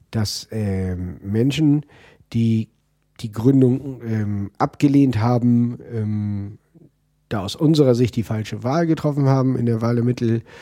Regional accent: Northern Germany, Germany; Ich komme aus Norddeutschland, muss nach

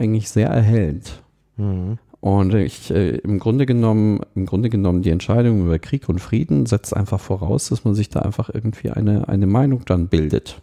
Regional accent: Munich, Bavaria, Germany; ich komme aus München

